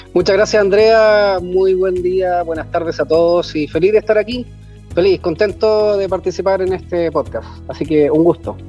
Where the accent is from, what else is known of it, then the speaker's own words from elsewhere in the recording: Santiago, Santiago Metropolitan Region, Chile; moved away as an adult; now in Elqui Valley, Chile; nosotros no éramos de acá, yo soy de Santiago